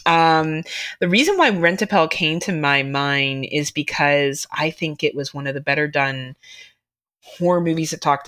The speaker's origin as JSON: {"language": "English", "region": "Ontario", "country": "Canada", "said": "I'm Canadian, so automatically I know how to do all that shit just to survive my wilderness that I live"}